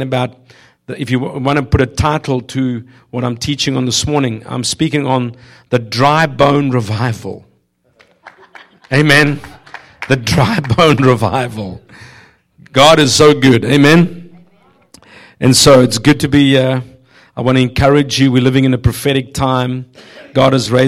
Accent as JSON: {"language": "English", "country": "South Africa", "tie": "born or raised there", "moved": "yes", "said": "I grew up in South Africa"}